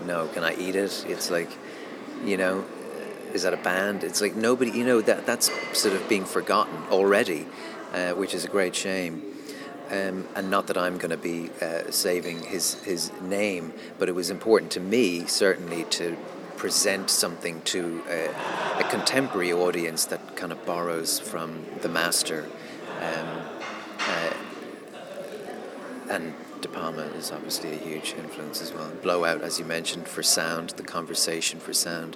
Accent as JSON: {"language": "English", "town": "Dublin", "region": "Leinster", "country": "Ireland", "said": "I'm from Dublin, so I'm not from London"}